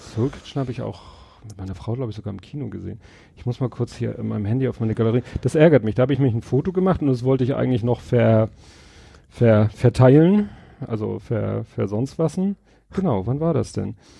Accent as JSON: {"language": "German", "region": "Hamburg", "country": "Germany", "said": "Als Hamburger"}